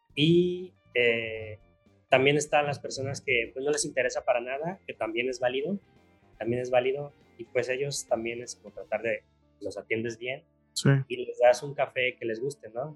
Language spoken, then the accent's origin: Spanish; Guadalajara, Jalisco, Mexico; yo soy Tapatío